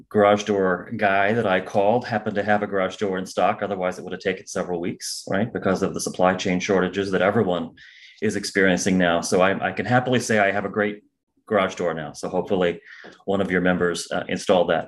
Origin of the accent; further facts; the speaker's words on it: Central Illinois, United States; I'm originally from Central Illinois.